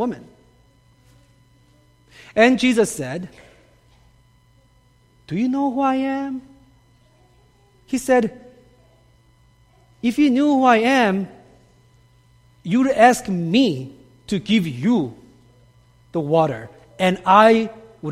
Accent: South Korea; moved away; I grew up in Korea, and growing up in Korea, I had some very interesting experiences with living water

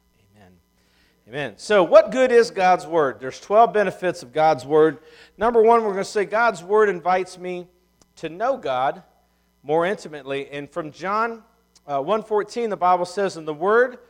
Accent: Ohio, United States; moved away; I'm from Ohio.

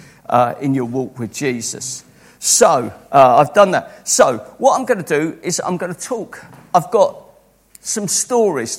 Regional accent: Croydon, London, United Kingdom; born and brought up in Croydon

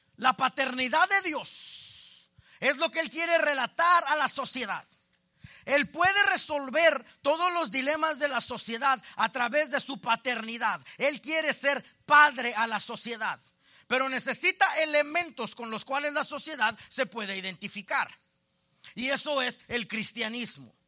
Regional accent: Mexico; accent: Mexican; qué onda con el acento de este. Pues sí, sí, soy mexicano.

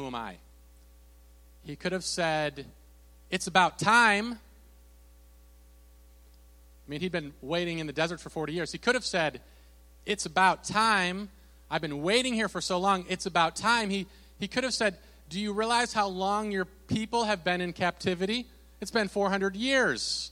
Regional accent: Minnesota, United States; I'm from Minnesota. I live in the southeastern corner of Minnesota.

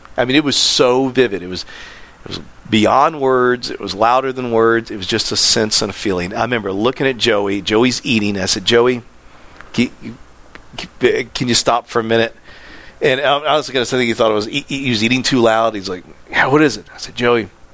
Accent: Land O'Lakes, Florida, United States; I'm from Land O'Lakes

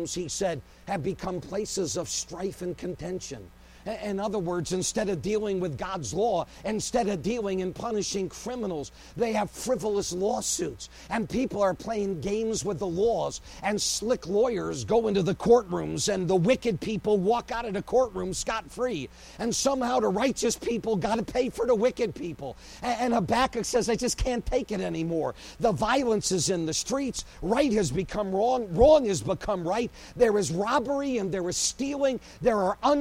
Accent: Phoenix, Arizona, United States; my hometown of Phoenix

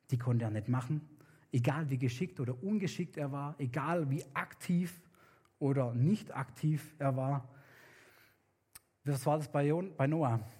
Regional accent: Papua New Guinea; weil bei uns in Neuguinea sind Kinder super wichtig. Also es ist wichtig, dass man viele hat, weil die sichern einmal die, die, die Sicherheit im, im Haus, im Clan, im Dorf, in der Stadt.

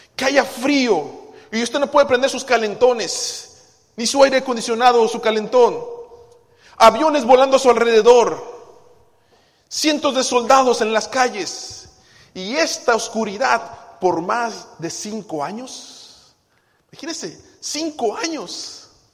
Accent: Guadalajara, Jalisco, Mexico; moved away; Yo recuerdo muy bien de niño en Guadalajara

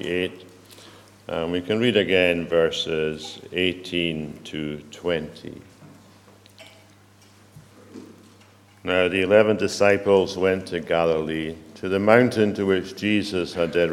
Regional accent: United Kingdom; probably you and I are all British

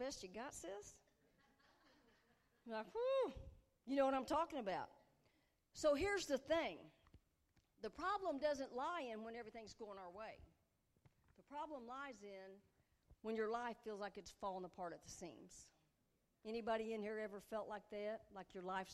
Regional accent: Puxico, Missouri, United States; I've never lived more than 50 miles from my hometown of Puxico

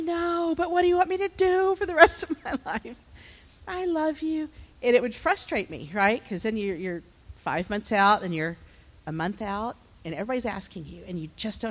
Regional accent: Texas, United States; moved away as an adult; now in Chicago, United States; I'm actually from Texas. So I've only been in Chicago for 4 years

